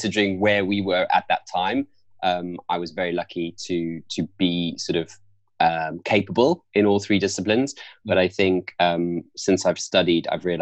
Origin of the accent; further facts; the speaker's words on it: South Africa; moved away as an adult; now in London, United Kingdom; we are both from South Africa. So I was born and raised there on a farm in South Africa